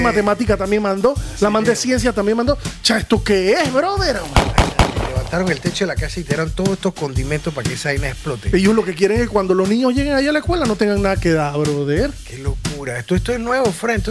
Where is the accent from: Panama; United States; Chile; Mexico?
Panama; La clásica del panameñorro, somos muy hard nosotros